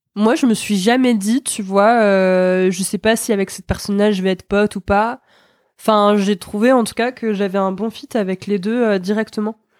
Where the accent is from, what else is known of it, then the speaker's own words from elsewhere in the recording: Nancy, Grand Est, France; now in Nantes, France; je viens de Nancy